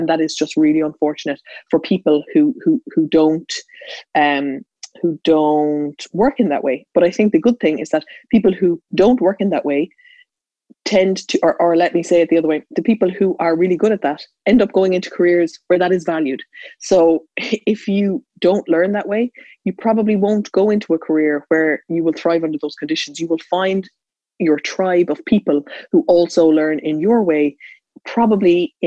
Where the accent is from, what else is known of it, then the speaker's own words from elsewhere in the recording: Ireland; I was in a schooling system, as every Irish student listening to this is